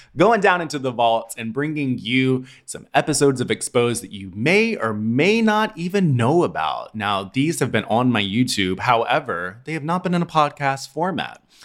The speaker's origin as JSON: {"language": "English", "region": "Tennessee", "country": "United States", "tie": "born or raised there", "also_born_or_lived": "Atlanta / New York", "moved": "yes", "lives_now": "Los Angeles, United States", "said": "I was born and raised in Tennessee. I moved to Atlanta"}